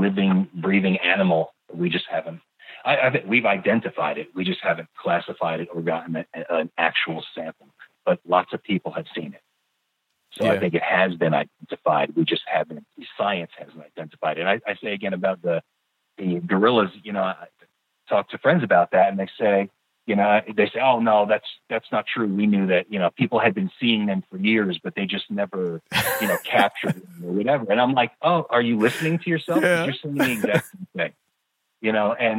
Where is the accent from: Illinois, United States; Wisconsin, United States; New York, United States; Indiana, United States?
New York, United States; the Adirondacks in; now in California, United States; I grew up camping in the Adirondacks in New York